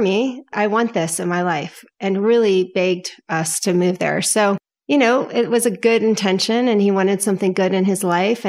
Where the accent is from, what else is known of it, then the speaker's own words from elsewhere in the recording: Potomac, Maryland, United States; now in California, United States; No, I am from Potomac, Maryland, born and raised.